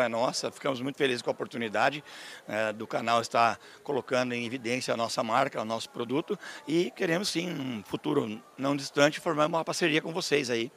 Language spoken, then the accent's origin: Portuguese; Canoinhas, Santa Catarina, Brazil; eu sou brasileiro, sou de Santa Catarina